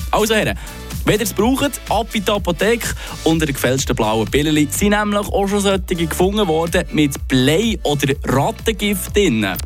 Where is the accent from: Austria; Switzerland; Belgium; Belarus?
Switzerland; hier bei uns in der Schweiz.